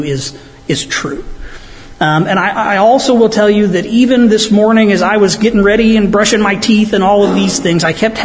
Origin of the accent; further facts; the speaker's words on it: United States; since I'm from Stark County